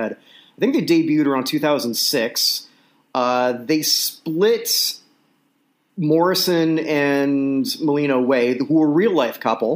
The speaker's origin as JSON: {"language": "English", "country": "Canada", "said": "I'm Canadian"}